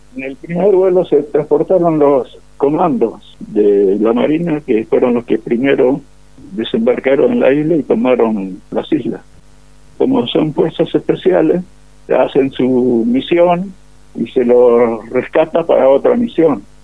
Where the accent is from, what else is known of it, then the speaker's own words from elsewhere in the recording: Monte Caseros, Corrientes, Argentina; moved away; soy de casero Corrientes, nacido y criado en Caseros Corrientes